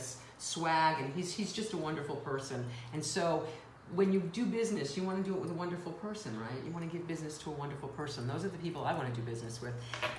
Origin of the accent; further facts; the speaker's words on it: New York City, New York, United States; I grew up in the Bronx, so it was apartment buildings.